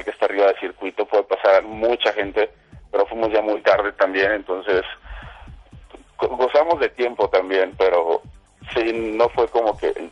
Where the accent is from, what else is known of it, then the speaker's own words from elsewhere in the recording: Mexico City, Mexico; yo soy un defeño 100%